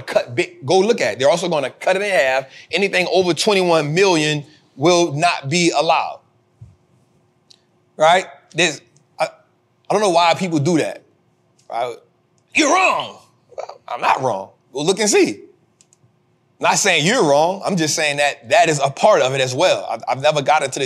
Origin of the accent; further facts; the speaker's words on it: United States; I'm an American. I live here